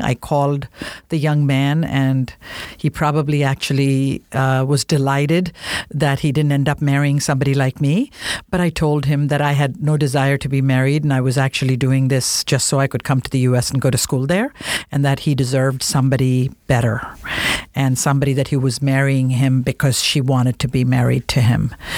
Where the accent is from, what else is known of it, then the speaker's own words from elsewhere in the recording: India; moved away; as an Indian woman